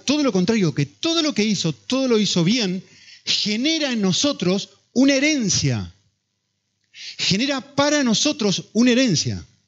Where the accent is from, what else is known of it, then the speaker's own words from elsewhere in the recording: Argentina; si sos argentino como yo